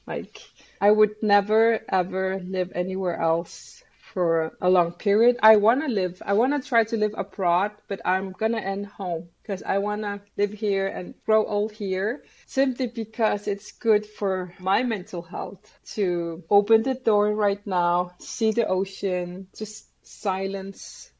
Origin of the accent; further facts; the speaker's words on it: Greenland; I come from Greenland